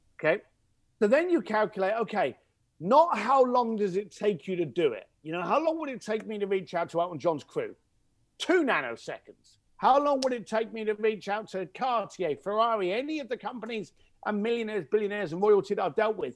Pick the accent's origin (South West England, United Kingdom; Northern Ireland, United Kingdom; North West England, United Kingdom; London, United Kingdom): London, United Kingdom; accent: cockney; I'm an Irish, uh, East London boy.